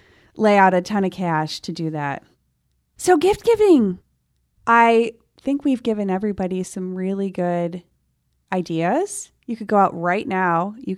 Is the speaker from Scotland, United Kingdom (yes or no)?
yes; Scotland, United Kingdom; bragging about the fact that I am a Scottish